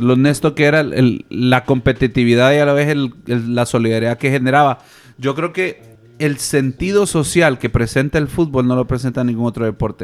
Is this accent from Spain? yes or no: no; Honduras; nosotros como hondureños